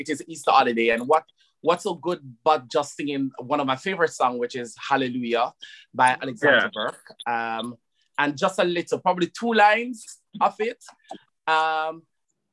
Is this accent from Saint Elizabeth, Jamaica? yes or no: no; Saint Catherine, Jamaica; moved away as an adult; also born or lived in Spanish Town, Jamaica; now in London, United Kingdom; I'm from Jamaica and I grew up in St. Catherine